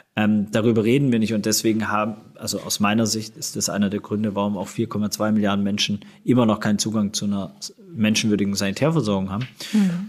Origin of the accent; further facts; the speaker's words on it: Swabia, Baden-Württemberg, Germany; moved away; also born or lived in Hamburg; wir sind, wie gesagt, alle zusammen aufgewachsen im Schwabenland